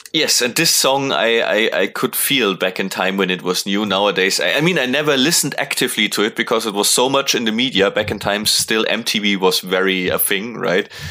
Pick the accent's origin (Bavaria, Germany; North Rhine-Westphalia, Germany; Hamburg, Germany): Bavaria, Germany; near Munich; close to my hometown